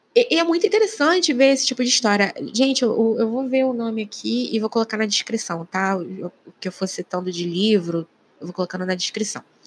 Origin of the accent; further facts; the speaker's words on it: Rio de Janeiro, Brazil; Eu sou do Rio de Janeiro